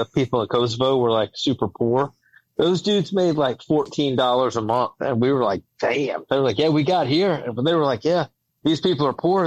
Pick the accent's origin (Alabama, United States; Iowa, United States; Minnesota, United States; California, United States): Alabama, United States; accent: drawl; I'm from Alabama